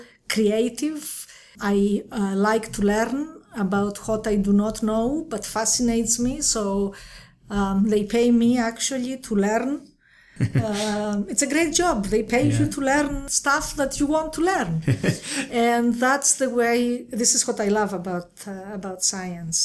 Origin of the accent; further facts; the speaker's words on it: Crete, Greece; moved away; also born or lived in Athens; I grew up in Crete, Greece